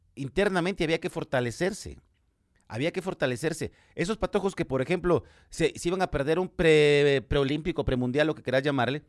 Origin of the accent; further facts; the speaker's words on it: Guatemala; ahora soy aficionado guatemalteco como Chapín